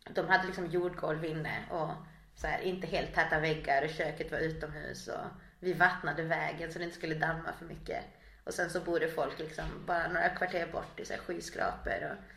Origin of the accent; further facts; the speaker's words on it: Chile; now in Kramfors, Sweden; Ja, de hade alla flyktingförläggningar där uppe. Så vi kom i stort sett från Sydpolen till Nordpolen.